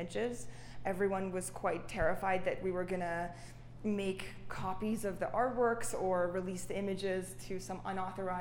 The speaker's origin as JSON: {"language": "English", "region": "Saint Petersburg", "country": "Russia", "tie": "born or raised there", "also_born_or_lived": "Canada", "moved": "yes", "lives_now": "New York, United States", "said": "I grew up in Russia, St. Petersburg, amongst the halls of Matisse's and Picasso's"}